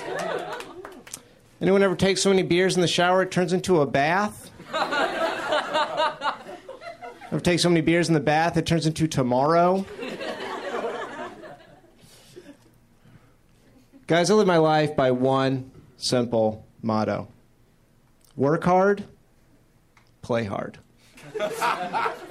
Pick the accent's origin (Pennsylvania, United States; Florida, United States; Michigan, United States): Florida, United States; I'm originally from Florida